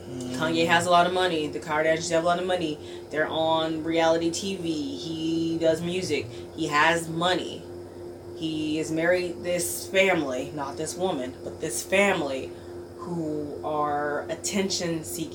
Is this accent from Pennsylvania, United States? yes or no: no; Chicago, Illinois, United States; I'm from Chicago